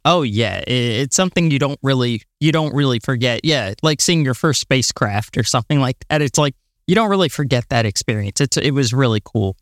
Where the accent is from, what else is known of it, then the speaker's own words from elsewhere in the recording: Florida, United States; I'm from Florida